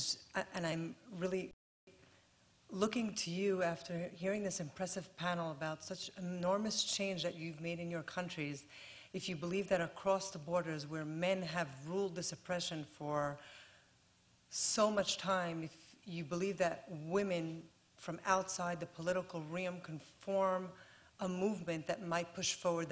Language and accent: English; Israel; I'm studying here at the Kennedy School mid-career, and I'm from Israel